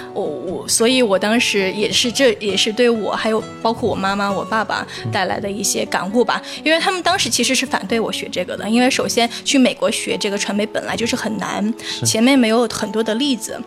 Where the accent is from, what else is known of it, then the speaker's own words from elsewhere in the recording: China; moved away as an adult; 我是唯一的一个中国人